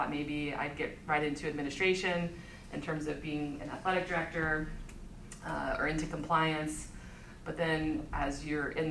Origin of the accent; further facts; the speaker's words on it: Ohio, United States; moved away as an adult; also born or lived in Myrtle Beach, South Carolina; I grew up in Ohio